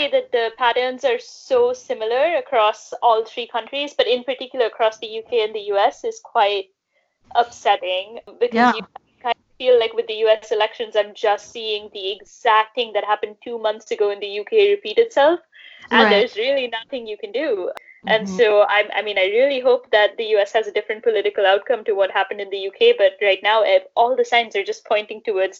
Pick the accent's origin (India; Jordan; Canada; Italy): India; moved away as an adult; also born or lived in United States / United Kingdom; now in London, United Kingdom; I'm working in London. I'm an Indian citizen.